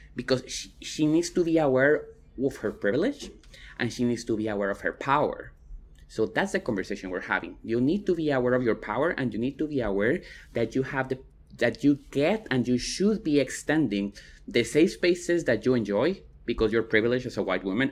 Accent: Guatemala; now in Austin, United States; I'm from Guatemala, but I pass as white

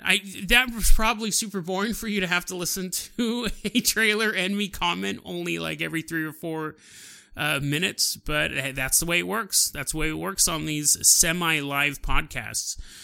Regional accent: California, United States; I'm from California

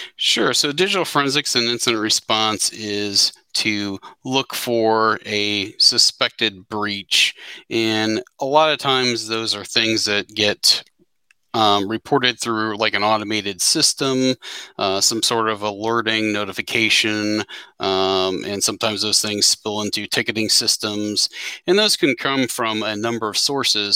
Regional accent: Cincinnati, Ohio, United States; I hail from the Cincinnati, Ohio area

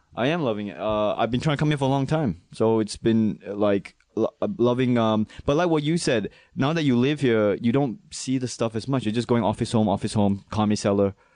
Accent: Malaysia; also born or lived in Manchester, New Hampshire / Singapore; now in New York, United States; I'm from Singapore, Malaysia

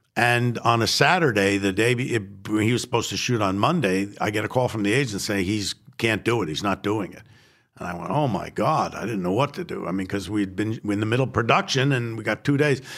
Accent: New York City, New York, United States; I was born in the Bronx and I am Jewish

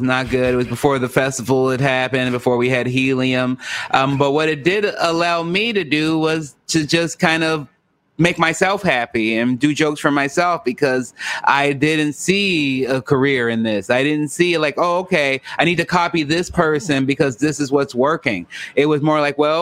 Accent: Chicago, Illinois, United States; moved away; also born or lived in Los Angeles, California / Portland, Oregon; raised in Chicago, Illinois

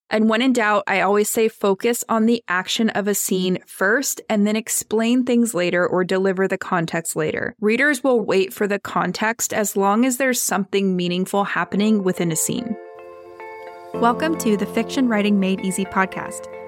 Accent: California, United States; I'm from California and I say the word gnarly, where my relatives in New York do not say that word.

